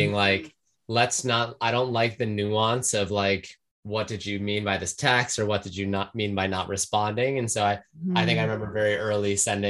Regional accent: United States; moved away as an adult; now in London, United Kingdom; I've been living in London for 5.5 years, American originally, as most listeners can tell from my accent.

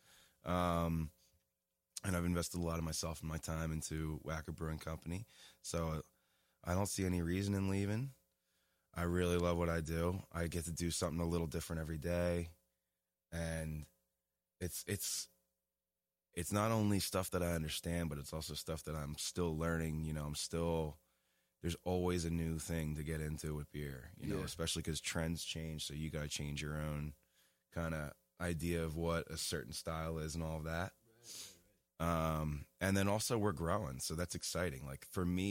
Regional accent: Abington, Pennsylvania, United States; now in Lancaster, United States; I was born in Abington, Pennsylvania in 1986. It's just outside of Philly, and now I reside in Lancaster downtown

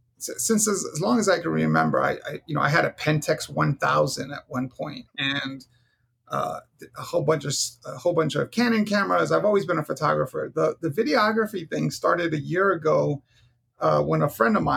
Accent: New York City, New York, United States; now in Arizona, United States; I grew up in Hell's Kitchen

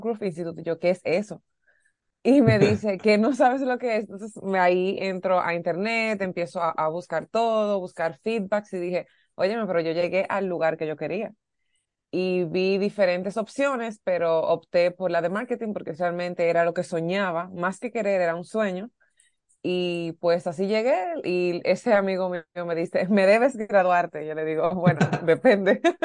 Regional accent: Dominican Republic; aquí en mi país

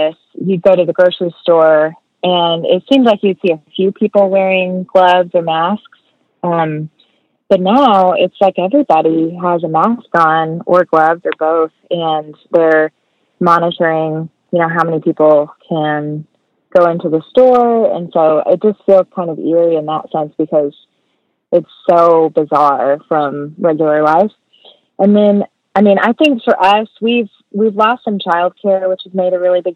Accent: Hereford, Texas, United States; moved away as an adult; also born or lived in Amarillo; now in Nashville, United States; I moved to Amarillo from Hereford after I graduated

